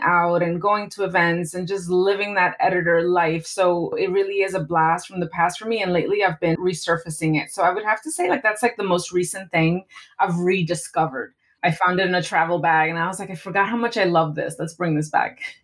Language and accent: English; New York City, New York, United States; I was 14 years old, and I was growing up in New York City